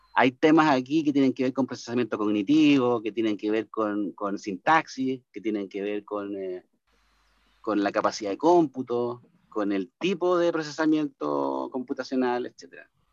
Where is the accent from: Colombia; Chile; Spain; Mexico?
Chile; cómo somos los chilenos en general